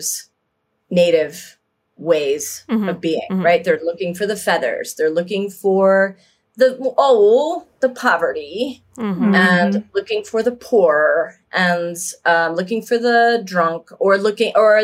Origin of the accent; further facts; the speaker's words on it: Niagara Falls, New York, United States; I grew up in Niagara Falls, New York, on the New York side.